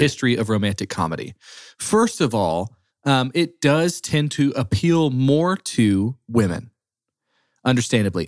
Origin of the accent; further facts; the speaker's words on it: Texas, United States; accent: Texas; I've been told I don't even have, like, a really thick Texas ac, accent